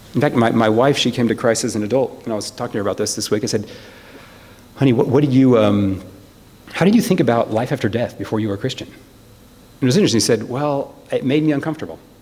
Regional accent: United States; I'm, I'm an American

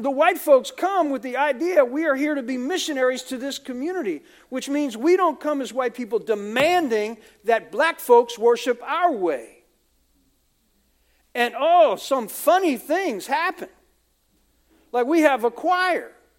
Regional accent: United States; for a lot of us Americans, we're kind of blunt, you know, where are you from?

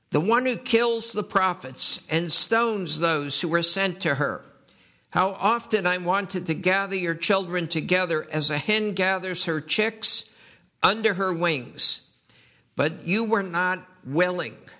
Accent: New York City, New York, United States; I was raised in New York City

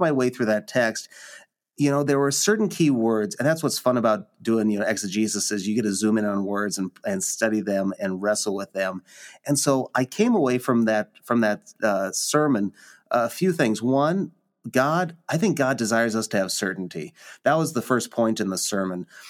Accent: Lincoln, Nebraska, United States; born and raised in Lincoln, Nebraska

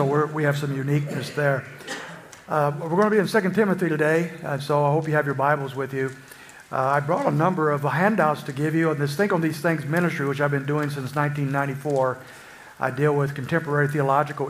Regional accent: Springfield, Illinois, United States; I'm from Springfield, Illinois

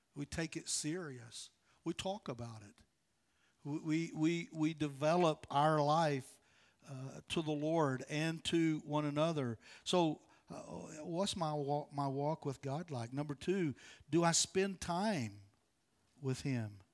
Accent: West Virginia, United States; moved away as an adult; now in North Carolina, United States; I'm from West Virginia. I'm a hillbilly

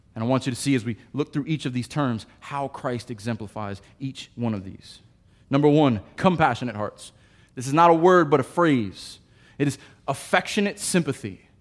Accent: United States; I am an American

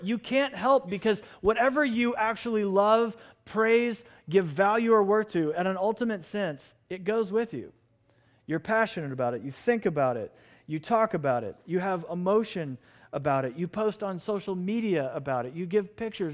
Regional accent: Lafayette, Indiana, United States; I was born in Lafayette, Indiana.

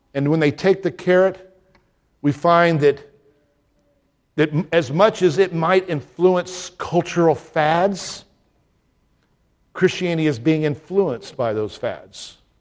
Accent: Deep South, United States; moved away; as a young man growing up in the deep south. I mean, I felt I was back in my southern home

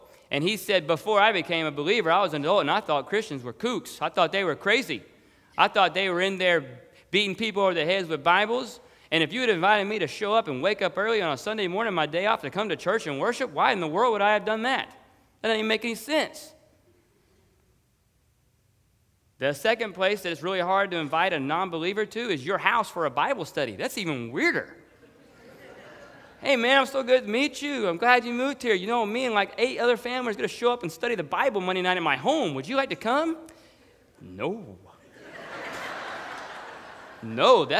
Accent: Dallas, Texas, United States; moved away as an adult; now in Florida, United States; where I grew up and lived in Dallas, Texas

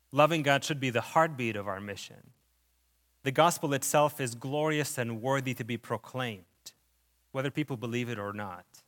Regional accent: Lebanon; moved away; When I was still a child, we were displaced during the war in Lebanon. This is where my, where the accent coming from

